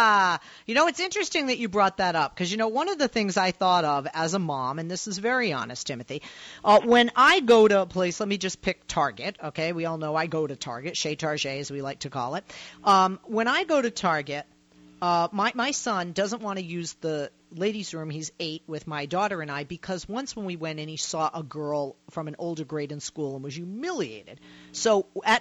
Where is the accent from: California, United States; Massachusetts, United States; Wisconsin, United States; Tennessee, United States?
Massachusetts, United States; Boston; I grew up in Boston, went to Northeastern undergrad, Emerson graduate.